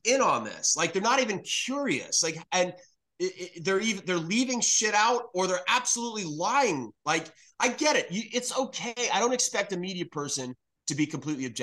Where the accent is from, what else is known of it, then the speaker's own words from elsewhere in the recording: New York City, New York, United States; now in North Carolina, United States; I'm originally from New York City.